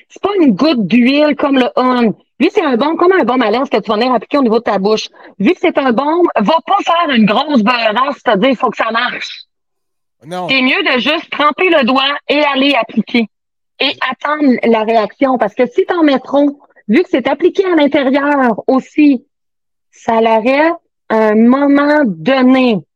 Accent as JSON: {"language": "French", "town": "Saint-Ferdinand", "region": "Quebec", "country": "Canada", "said": "Je viens, de Saint-Ferdinand."}